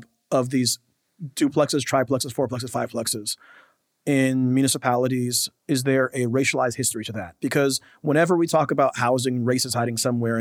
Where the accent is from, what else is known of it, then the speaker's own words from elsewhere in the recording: Tacoma, Washington, United States; the block that I grew up on, 19th and M Street in Tacoma